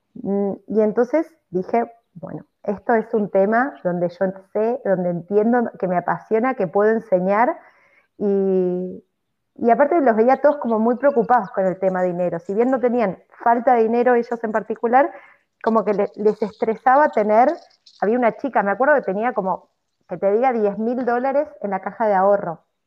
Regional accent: Argentina; moved away; la sociedad católica en la que, en la que, fuimos criados eh, en Argentina

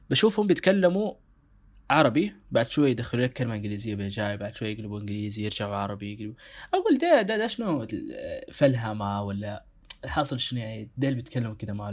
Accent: Sudan; ب... بلهجتنا احنا هنا كسودانيين او او كناس في السودان

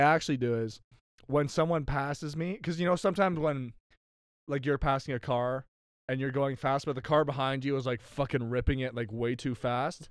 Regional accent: Canada; I'm Canadian

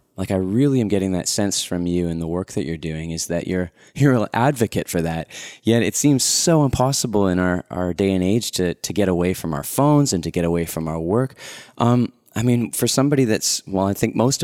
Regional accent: Winnipeg, Manitoba, Canada; Winnipeg, Manitoba, my hometown

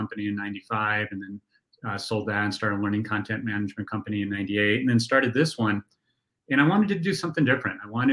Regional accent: Golden, Colorado, United States; I grew up in the town that we are actually headquartered in right now, Golden.

